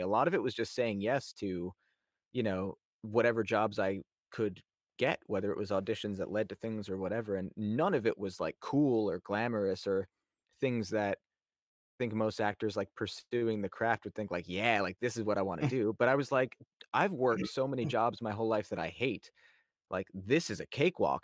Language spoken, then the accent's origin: English; New York, United States; I grew up in New York